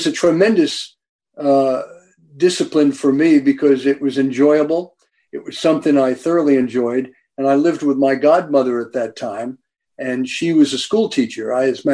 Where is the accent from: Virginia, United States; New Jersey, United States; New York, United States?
New Jersey, United States; Maplewood; I grew up in New Jersey way back in 1940